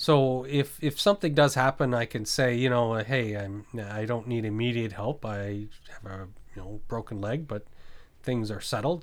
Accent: New Brunswick, Canada; moved away; also born or lived in Nova Scotia / British Columbia; I grew up in New Brunswick, uh, Bay of Fundy

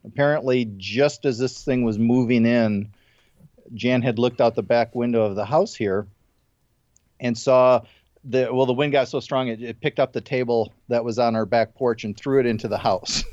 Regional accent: Midwest, United States; moved away; I grew up in the Midwest

